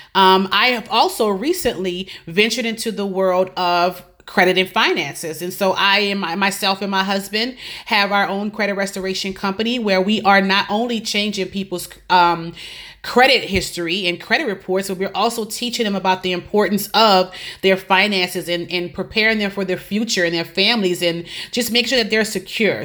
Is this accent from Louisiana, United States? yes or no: yes; New Orleans, Louisiana, United States; moved away as an adult; also born or lived in Lafayette, Louisiana; now in Tampa, United States; I am originally from New Orleans, Louisiana.